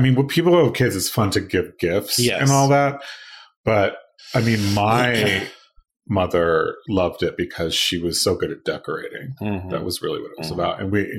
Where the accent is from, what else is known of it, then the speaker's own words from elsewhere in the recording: Los Angeles, California, United States; moved away as an adult; also born or lived in Seattle; I grew up in East